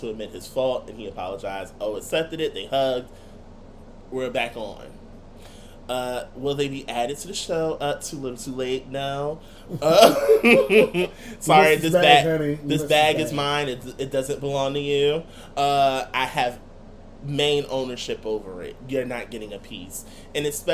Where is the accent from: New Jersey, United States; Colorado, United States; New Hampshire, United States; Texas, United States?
New Jersey, United States; Irvington; moved away; also born or lived in Newark (North); My home, of course, is North, but a portion of me claiming North is claiming Irvington at the same time